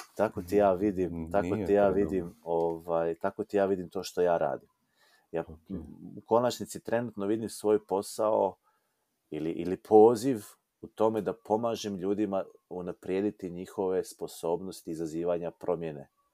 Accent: Croatia; kod nas u Hrvatskoj

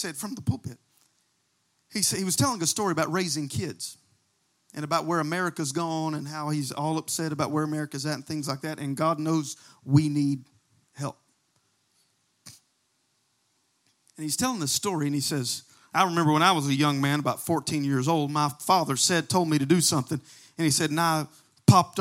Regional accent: United States; I am a Christian before I'm American

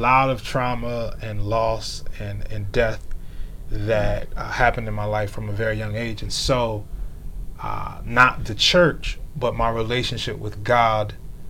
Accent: Wilmington, United States; So, I grew up primarily in the Baptist church. {S0} Okay. {S1} And it was in the city of Wilmington.

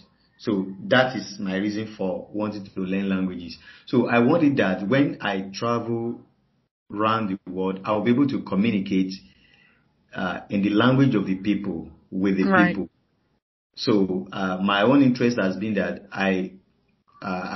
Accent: Nigeria; I'm a Nigerian and I live in Nigeria

